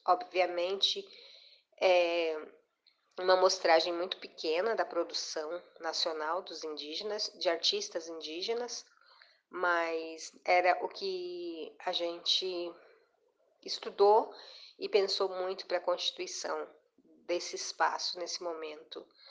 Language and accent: Portuguese; Cuiabá, Mato Grosso, Brazil; moro em Cuiabá, Mato Grosso, onde eu nasci